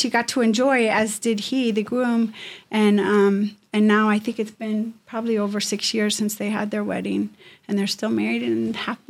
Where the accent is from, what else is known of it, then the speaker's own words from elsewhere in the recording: Midwest, United States; My mom and dad loved to entertain. So growing up in the Midwest, we would throw parties.